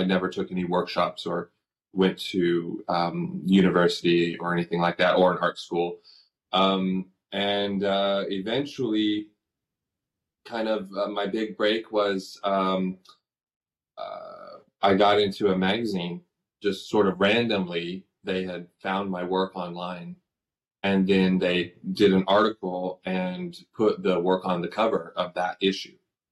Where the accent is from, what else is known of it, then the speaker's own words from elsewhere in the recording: Fresno, California, United States; So I was born and raised in Fresno, California. I still live in Fresno, California